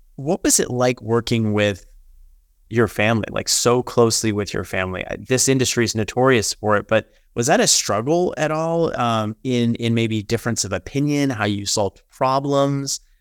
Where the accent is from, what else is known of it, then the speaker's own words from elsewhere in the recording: Texas, United States; born and raised in Texas